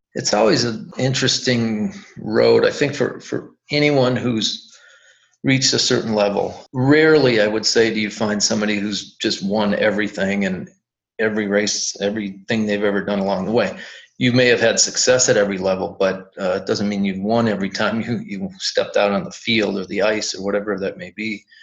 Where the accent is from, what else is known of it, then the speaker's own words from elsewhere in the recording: Wisconsin, United States; we're from Wisconsin